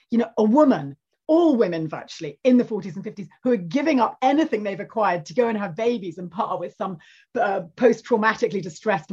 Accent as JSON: {"language": "English", "region": "Scotland", "country": "United Kingdom", "tie": "born or raised there", "said": "I grew up in Scotland"}